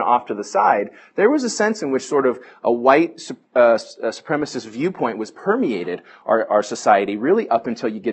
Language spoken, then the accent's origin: English; Bay Area, California, United States; I grew up in the Bay Area